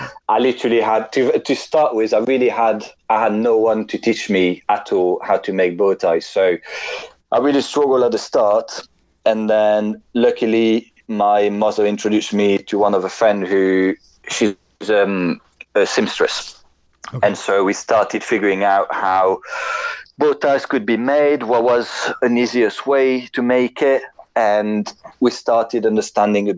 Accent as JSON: {"language": "English", "country": "France", "moved": "as an adult", "lives_now": "London, United Kingdom"}